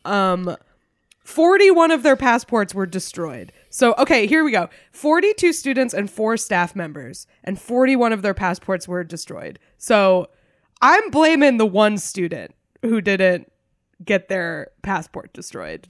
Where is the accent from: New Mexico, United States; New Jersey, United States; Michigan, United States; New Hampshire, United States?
New Hampshire, United States; moved away; my home state of New Hampshire.